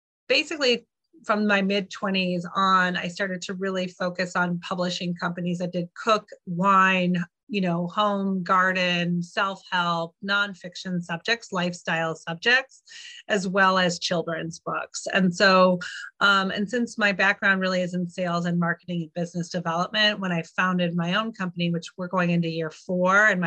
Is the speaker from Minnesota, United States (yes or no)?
yes; Minnesota, United States; also born or lived in Oregon; now in San Francisco Bay Area, United States; I was born in Minnesota